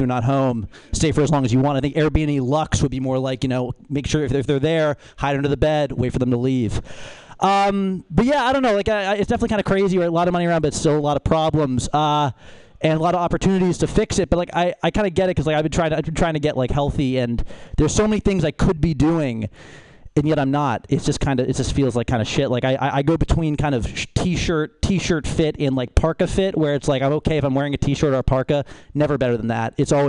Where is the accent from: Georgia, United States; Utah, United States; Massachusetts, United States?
Massachusetts, United States; Boston; I'm from Boston